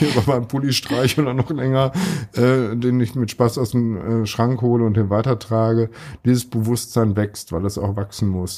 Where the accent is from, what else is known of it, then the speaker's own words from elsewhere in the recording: Ruhr area, North Rhine-Westphalia, Germany; now in Münster, Germany; im Ruhrgebiet, was wo ich herkomme und was nicht so weit weg ist